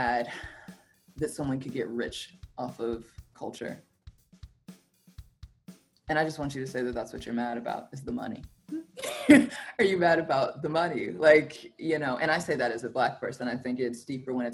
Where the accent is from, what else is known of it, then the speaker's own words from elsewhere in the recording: Alabama, United States; moved away; also born or lived in West Coast; I grew up in the South. I grew up in Alabama.